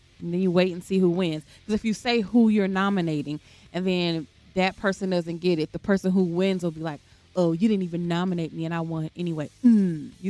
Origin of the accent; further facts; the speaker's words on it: Georgia, United States; moved away as an adult; I'm from Georgia, so I'll be back.